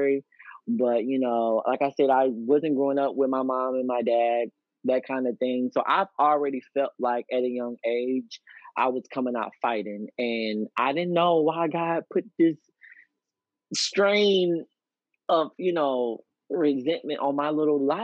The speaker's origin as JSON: {"language": "English", "town": "Pensacola", "region": "Florida", "country": "United States", "tie": "born or raised there", "also_born_or_lived": "Texas", "moved": "yes", "said": "I actually got booked in my hometown, and I haven't lived in Pensacola since 2008"}